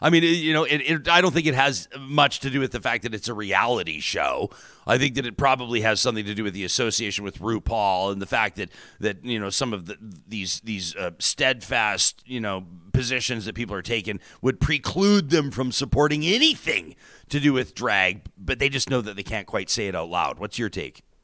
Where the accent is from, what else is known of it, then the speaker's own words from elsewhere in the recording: Calgary, Alberta, Canada; I grew up in Calgary